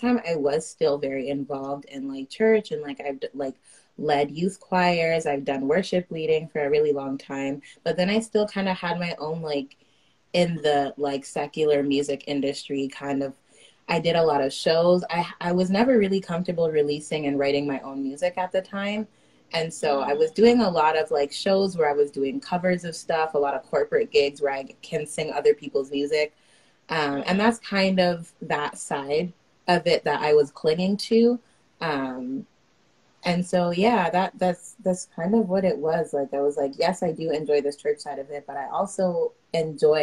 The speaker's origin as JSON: {"language": "English", "town": "Pickering", "region": "Ontario", "country": "Canada", "tie": "born or raised there", "said": "I am based out of Pickering. That's where I grew up. This is my home"}